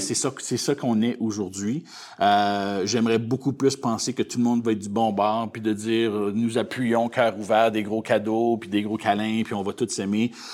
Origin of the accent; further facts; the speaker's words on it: Gravelbourg, Saskatchewan, Canada; also born or lived in Calgary, Alberta; je suis un petit gars de l'Ouest. Hein? Donc, euh, moi, je suis né à Calgary mais euh, j'ai été euh, déjà, depuis un très jeune âge, je, suis arrivé à Gravelbourg ici en Saskatchewan